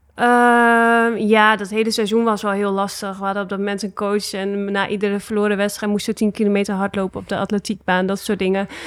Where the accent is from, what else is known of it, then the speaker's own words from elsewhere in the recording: Netherlands; moved away as an adult; also born or lived in Russia / Italy; wij als Nederlanders